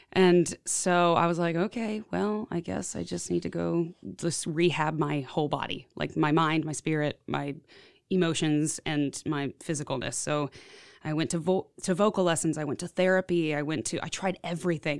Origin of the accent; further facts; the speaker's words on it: Houston, Texas, United States; moved away as an adult; now in Nashville, United States; I've been in Nashville for about eight years, and I grew up in Houston, Texas